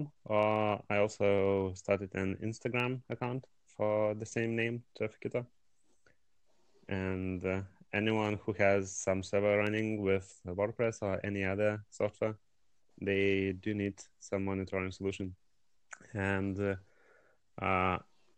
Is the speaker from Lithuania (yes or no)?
yes; Lithuania; I'm from Lithuania